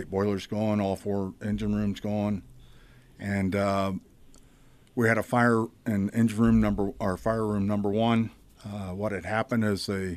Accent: Iowa, United States; I'm from Iowa

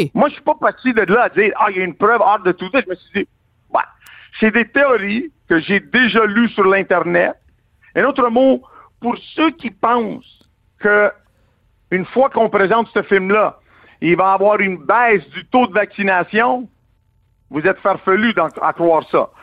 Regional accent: Quebec, Canada; en tant que Québécois

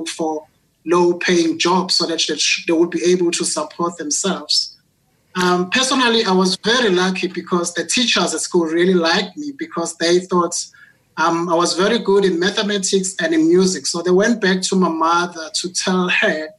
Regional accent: Ndwedwe, KwaZulu-Natal, South Africa; moved away as an adult; now in Johannesburg, South Africa; I was born in KwaZulu-Natal, in Ndwedwe, again, which is a poor rural village in the northern part of Durban, in KwaZulu-Natal. So I only came to Johannesburg

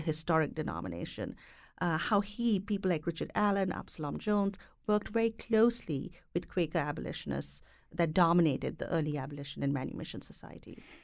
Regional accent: India; moved away; having grown up and being educated in India

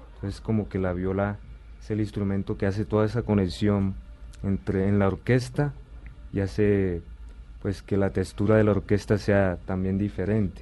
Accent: Sincelejo, Sucre, Colombia; yo eh, pues nací en Cincelejo, Sucre

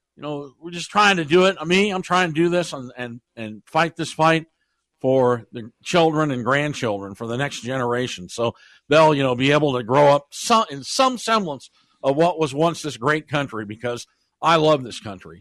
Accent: Des Moines, Iowa, United States; now in Johnstown, United States; my hometown, my hometown, I believe, is going to host another circular Democratic firing squad, Des Moines, Iowa

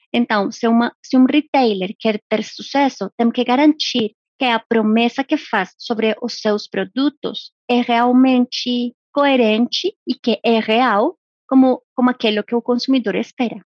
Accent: Colombia; moved away; sou colombiana

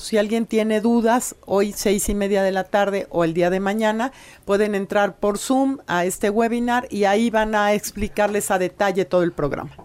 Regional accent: Puebla, Mexico; como poblanas y poblanos

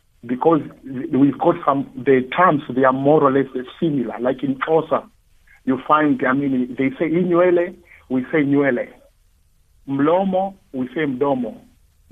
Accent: Kenya; now in Cape Town, South Africa; I come from Kenya

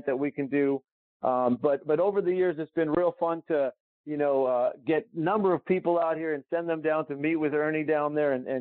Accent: Calgary, Alberta, Canada; moved away; I flew back to my hometown, Calgary

